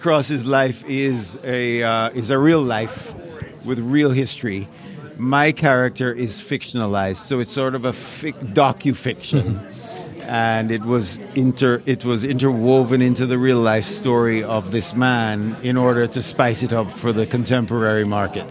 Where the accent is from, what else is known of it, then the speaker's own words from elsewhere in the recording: Jamaica; moved away; also born or lived in England; grew up in Jamaica and I was a child who um, voraciously devoured National Geographic